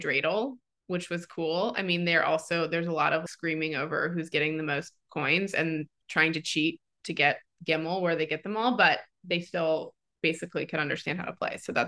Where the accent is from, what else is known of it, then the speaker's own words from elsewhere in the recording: New York City, New York, United States; moved away as an adult; as a lifelong New Yorker